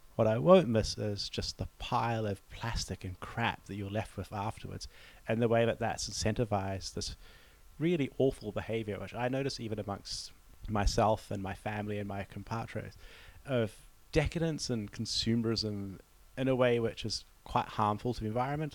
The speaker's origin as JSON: {"language": "English", "country": "New Zealand", "moved": "yes", "said": "as a New Zealander"}